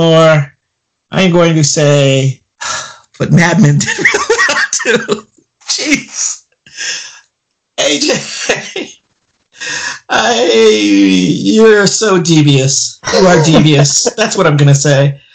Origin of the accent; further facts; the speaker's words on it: United States; I am American